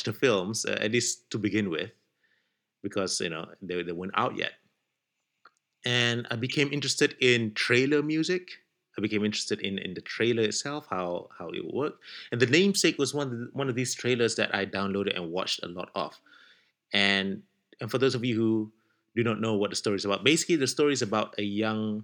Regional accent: Malaysia; moved away as an adult; We're from Malaysia, but we're not in Malaysia right now. We're living in different countries

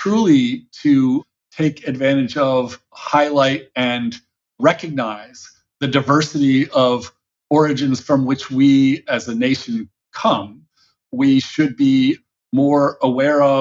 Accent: United States; as an American who was born and raised in the United States

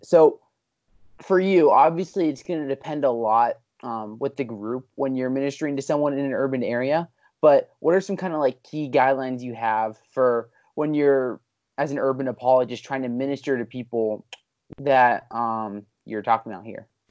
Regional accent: Pennsylvania, United States; I'm a P A guy.

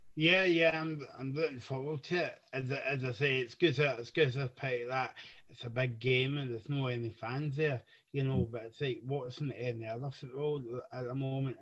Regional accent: Scotland, United Kingdom; We're, we're from Scotland

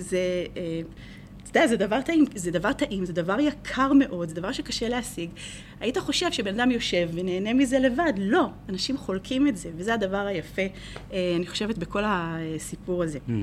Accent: Israel; moved away as an adult; also born or lived in England / New Jersey, United States; now in United States

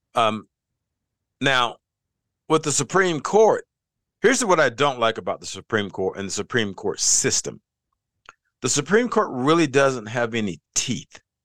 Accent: the South, United States; also born or lived in North Carolina; I come from the South.

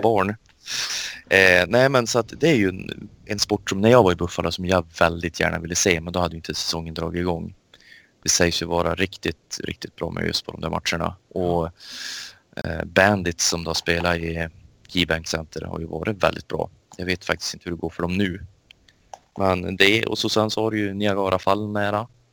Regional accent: Sweden; som svensk

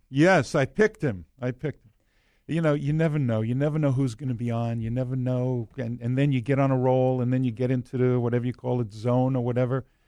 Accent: New York, United States; I'm from New York

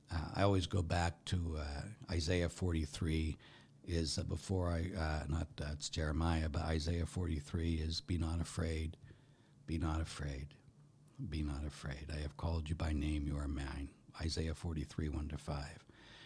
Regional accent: England, United Kingdom; I would like to just say that although I am an Englishman, I wasn't there when Thomas Becket was murdered.

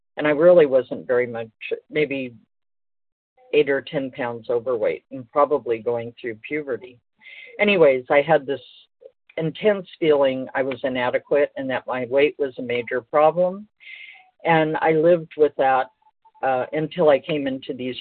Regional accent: Los Angeles, California, United States; I was born in Los Angeles

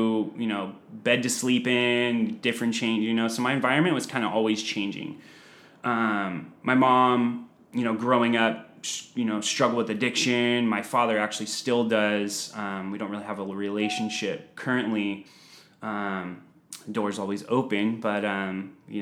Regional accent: San Diego, California, United States; I'm 36 years old, born and raised in San Diego

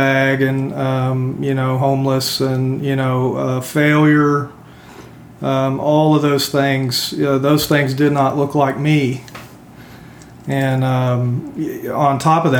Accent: Euless, Texas, United States; moved away as an adult; also born or lived in Salt Lake City, Utah / California; I grew up in Euless, Texas, which was a small town in the 80s

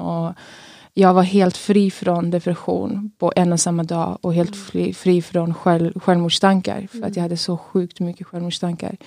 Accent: Kristianstad, Skåne, Sweden; jag kommer från Skåne, från, mig, från Kristianstad.

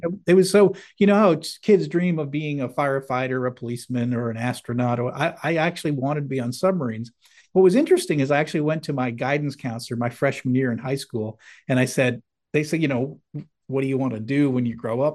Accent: Manchester, New Hampshire, United States; I grew up in New England in, uh, in a town called Manchester, New Hampshire

